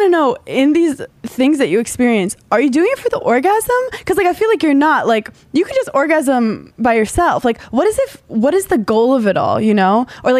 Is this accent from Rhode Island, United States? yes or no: no; New York City, New York, United States; I'm from Brooklyn originally. So like, growing up here, like, it's cool to be different.